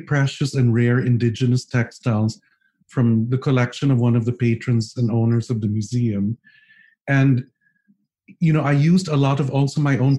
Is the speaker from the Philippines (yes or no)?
yes; Philippines